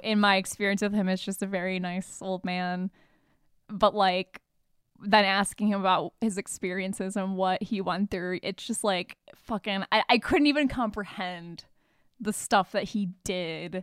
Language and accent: English; Michigan, United States; moved away; we're from Michigan.